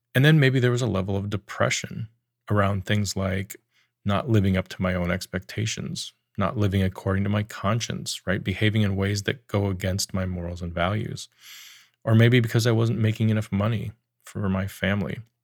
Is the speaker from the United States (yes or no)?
yes; Wyoming, United States; I grew up in Wyoming